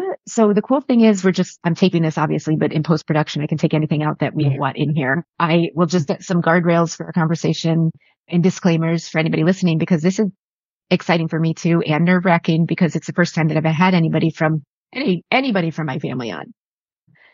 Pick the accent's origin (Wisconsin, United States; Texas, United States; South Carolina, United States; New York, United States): New York, United States; Buffalo; I was born in Buffalo in the 70s.